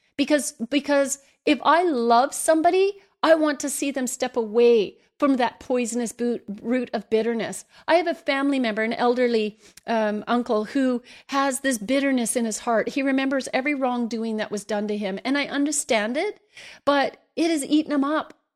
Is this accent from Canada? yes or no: yes; Canada; me as a Canadian